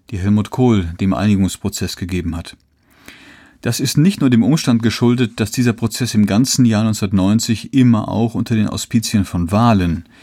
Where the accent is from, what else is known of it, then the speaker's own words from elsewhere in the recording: East Germany, Germany; Allerdings waren wir als Ostdeutsche in einer privilegierten Situation.